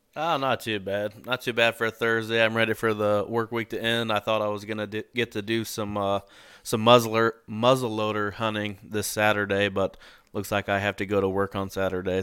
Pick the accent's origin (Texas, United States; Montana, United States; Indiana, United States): Indiana, United States; I'm from Indiana